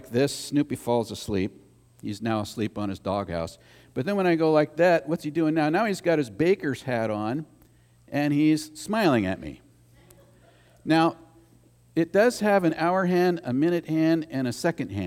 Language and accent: English; United States; As an American